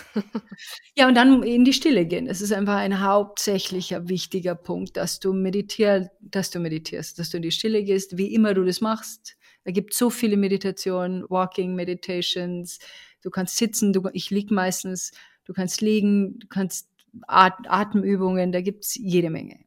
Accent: Bavaria, Germany; ich komme aus Bayern

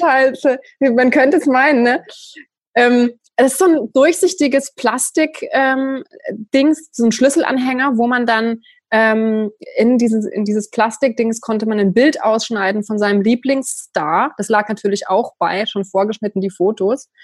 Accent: countryside near Freiburg, Baden-Württemberg, Germany; ich bin auf dem Land groß geworden und es gab in der Nähe von Freiburg

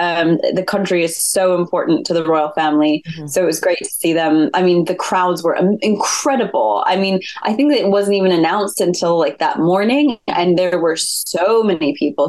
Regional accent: United States; now in United Kingdom; I am an American living in the UK.

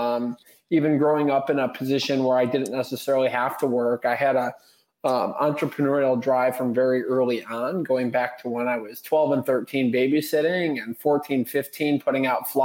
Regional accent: Bloomfield Hills, Michigan, United States; I grew up in Bloomfield Hills, Michigan. Still actually reside in Bloomfield Hills.

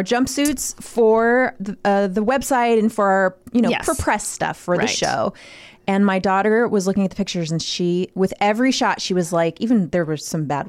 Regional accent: Midwest, United States; Oh, you know what? I'm from the Midwest, so

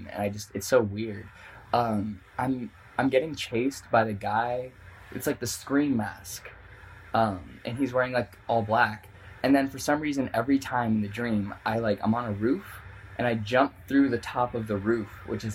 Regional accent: Tracy, California, United States; I grew up in Northern California. My hometown is Tracy

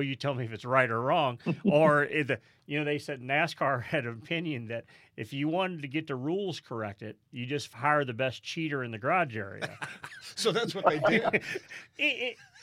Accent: St. Louis, Missouri, United States; I grew growing up in St. Louis, Missouri

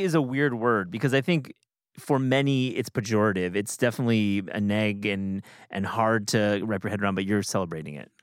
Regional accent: Kalamazoo, Michigan, United States; my hometown in, in Kalamazoo, Michigan.

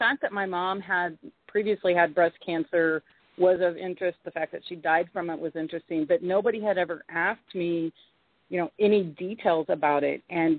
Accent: Texas, United States; moved away; I've lived here since 2007. I came from Texas, and I can tell you that if I never have to go back to Texas again, I'll be just fine.

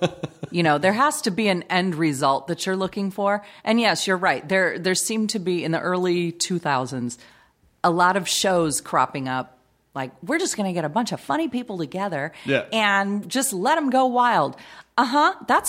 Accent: Long Beach, California, United States; also born or lived in Bellflower; Yeah, so I was born in Bellflower, but I've lived in Long Beach my whole life.

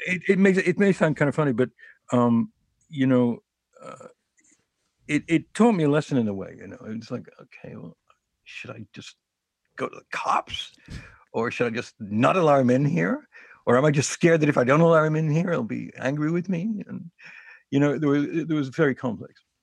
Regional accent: New York City, New York, United States; I'm a New Yorker

